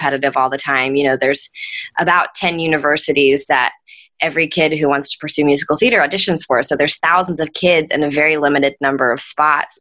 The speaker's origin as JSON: {"language": "English", "town": "Nashville", "region": "Tennessee", "country": "United States", "tie": "born or raised there", "moved": "yes", "said": "I was getting to perform professionally for the first time in my hometown"}